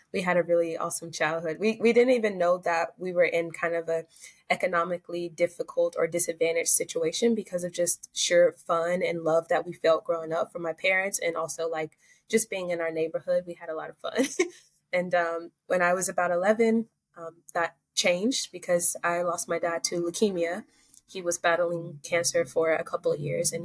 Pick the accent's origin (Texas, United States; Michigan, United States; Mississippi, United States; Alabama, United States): Alabama, United States; Ozark; I'm from Southern Alabama. Alabama is a state in the Southern United States. So it's near Florida and Georgia.